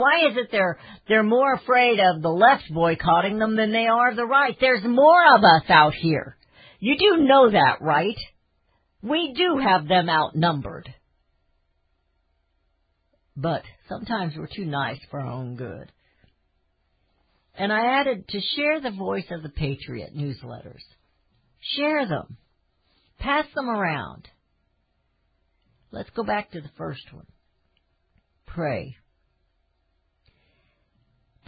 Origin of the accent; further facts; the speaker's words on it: United States; as American citizens